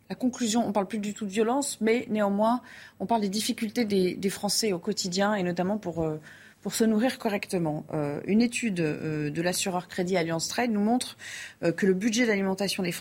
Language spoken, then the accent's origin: French; Paris, Île-de-France, France; Je viens de Paris et on vient à Vélizy faire nos courses parce que c'est moins cher.